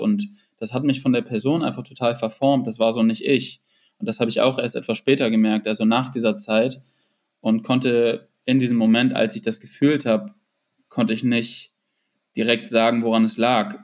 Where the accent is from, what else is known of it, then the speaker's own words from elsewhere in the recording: Northern Germany, Germany; also born or lived in Munich; ich bin einfach ein Typ, der in den Norden gehört